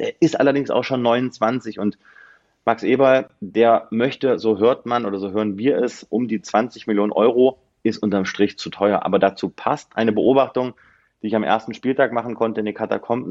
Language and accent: German; Northern Hesse, Germany; Gebürtig aus Nordhessen